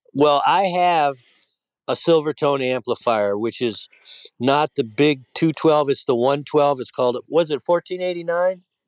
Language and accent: English; Detroit, Michigan, United States; I grew up in Detroit